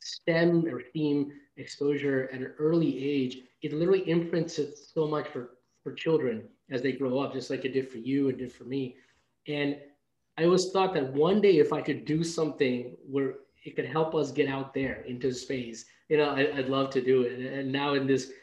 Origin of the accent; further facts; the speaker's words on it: New York City, New York, United States; also born or lived in India; I grew up in New York City